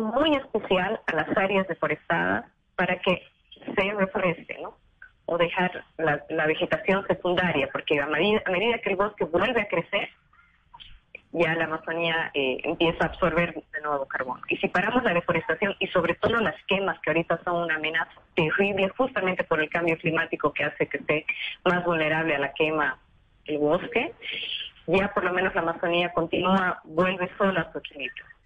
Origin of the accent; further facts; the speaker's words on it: Bolivia; moved away as an adult; now in Brazil; yo soy boliviana, ese fue el proyecto que me llevó al Brasil.